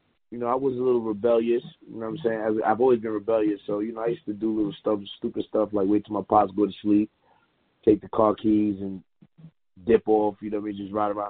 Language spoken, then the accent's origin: English; New York City, New York, United States; also born or lived in Queens, New York; I'm originally from Brooklyn, but I've been living in Queens half my life, so 50-50 Brooklyn.